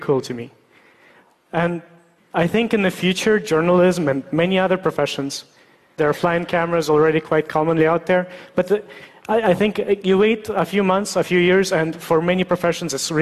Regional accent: Russia; moved away; I was born in Russia

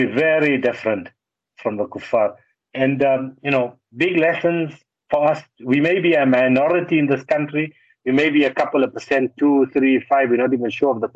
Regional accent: Johannesburg, Gauteng, South Africa; I'm from Joburg. We speak Afrikaans as a second language

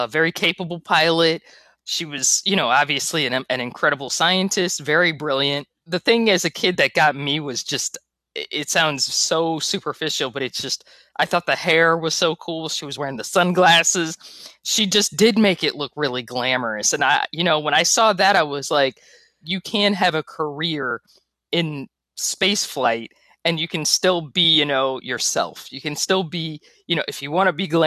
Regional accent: the South, United States; growing up in the South, in the, you know, the 1980s

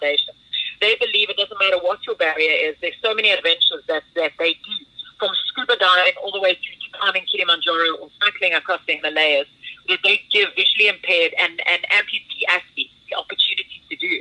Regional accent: Pretoria, Gauteng, South Africa; I'm the girl from Pretoria, the Afrikaanse Guramaisi from Pretoria North

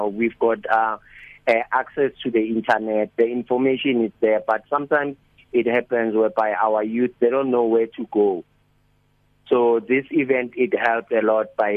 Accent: Limpopo, South Africa; now in Springs, South Africa; I was from Limpopo

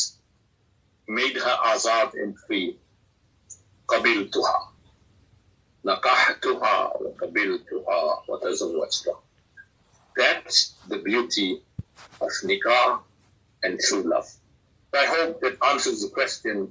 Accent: South Africa

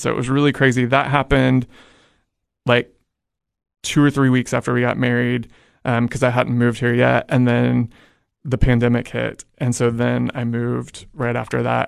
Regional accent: Edmond, Oklahoma, United States; moved away as an adult; I'm originally from Edmond, Oklahoma

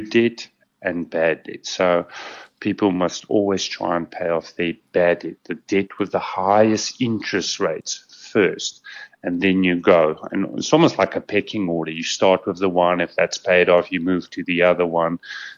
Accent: South Africa; As a South African

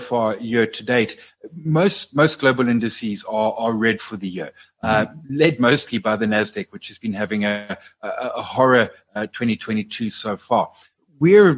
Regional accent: South Africa; as a South African investor

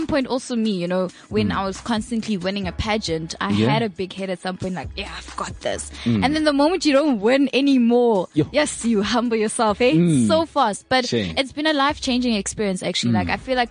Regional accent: Carletonville, Gauteng, South Africa; moved away as an adult; also born or lived in Pretoria; I grew up in Carltonville

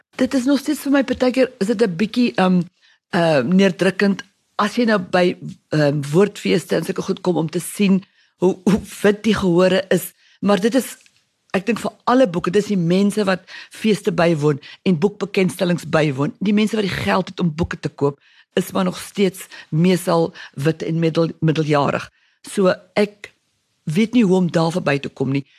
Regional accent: South Africa; moved away; Afrikaanssprekende Suid-Afrikaner

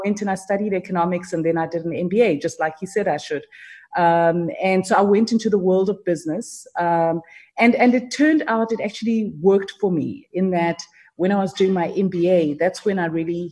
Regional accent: South Africa; I was from South Africa

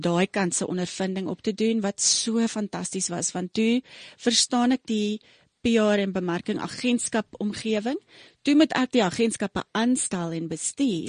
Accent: Pretoria, Gauteng, South Africa; also born or lived in Rustenburg / Cleveland, Ohio; ek is gebore in Rustenburg, groot geword in Pretoria

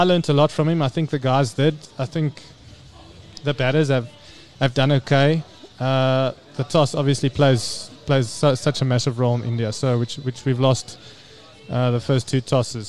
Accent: South Africa; as South African batters

